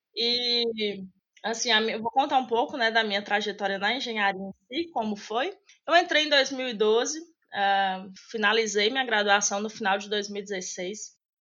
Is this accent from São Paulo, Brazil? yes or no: no; Medina, Minas Gerais, Brazil; moved away as an adult; now in Belo Horizonte, Brazil; eu não sou de Belo Horizonte, né? Hoje eu moro aqui, mas eu sou do interior de Minas, uma cidade pequena chamada Medina, e eu vim embora para cá para estudar